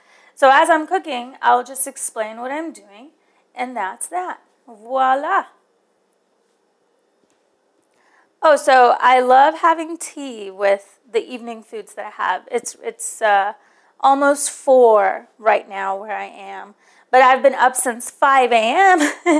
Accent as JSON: {"language": "English", "country": "India", "said": "Now, I'm from India, so I like my chai."}